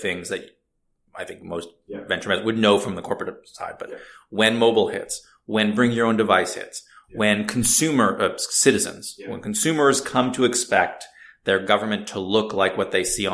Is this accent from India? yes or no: no; Canada; moved away as an adult; now in United States; being originally Canadian